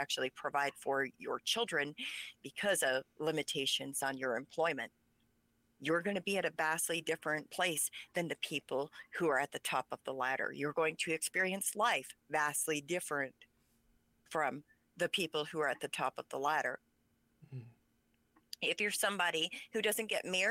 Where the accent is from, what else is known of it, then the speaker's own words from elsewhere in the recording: United States; first language Pennsylvania Dutch; English is a second language; PA Dutch is my primary language, so I had to go to school and learn English. That's where I learned English, is an Amish school